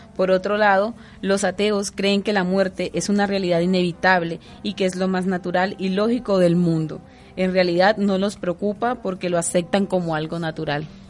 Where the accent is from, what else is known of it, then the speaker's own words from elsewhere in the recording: Mompox, Bolívar, Colombia; moved away; en Monpós, mi tierra